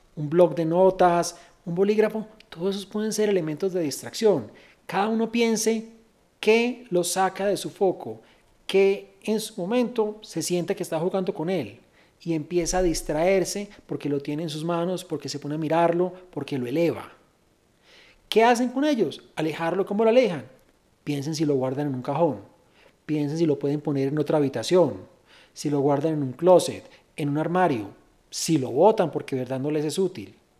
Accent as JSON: {"language": "Spanish", "town": "Medellín", "region": "Antioquia", "country": "Colombia", "said": "soy de Medellín"}